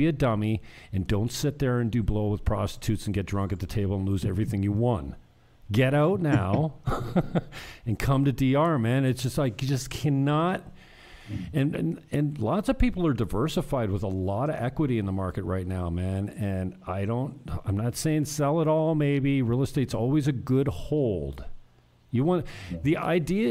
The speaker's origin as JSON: {"language": "English", "area": "Niagara", "region": "Ontario", "country": "Canada", "tie": "born or raised there", "moved": "as an adult", "lives_now": "Dominican Republic", "said": "In my hometown, I keep close tabs on the Niagara Association of Realtors"}